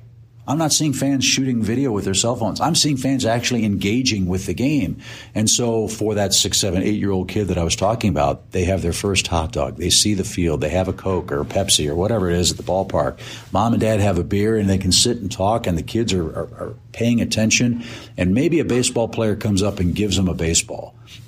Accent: St. Louis, Missouri, United States; You know, I'm 58, and I grew up in St. Louis and went there all the way through high school. I never went to an opening day as a kid, ever.

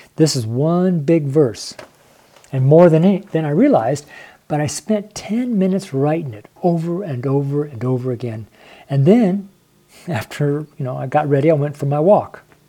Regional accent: Reno, Nevada, United States; I'm from Reno, Nevada

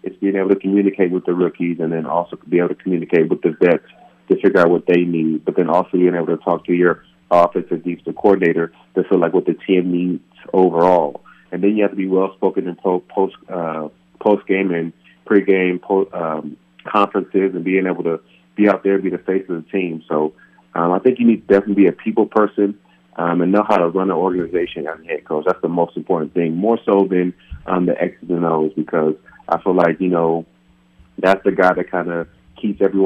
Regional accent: California, United States; moved away; my hometown of California

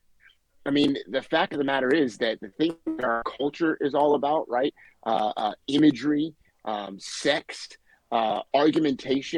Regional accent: Southern Maryland, United States; now in Lynnfield, United States; I'm originally from Maryland, though. I'm originally from Southern Maryland.

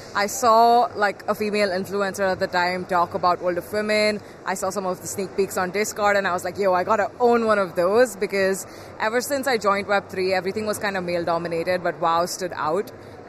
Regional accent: India; I'm 21 years old. I'm from India. I'm a woman, but I'm still at the same level as like everyone that's here.

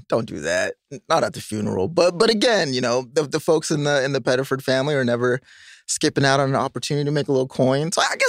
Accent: the Bay Area, Silicon Valley, California, United States; I grew up in the Bay, Silicon Valley.

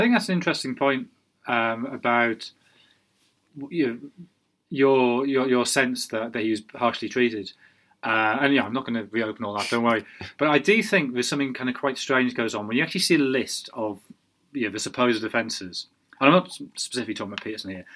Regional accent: Sunderland, North East England, United Kingdom; moved away; I, am from Sunderland. I'm, a, you know, Durham is my my county

